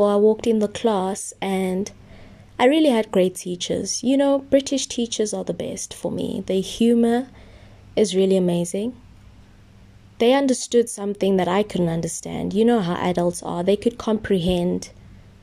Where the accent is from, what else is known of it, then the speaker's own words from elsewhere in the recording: South Africa; also born or lived in Germany; I'm from South Africa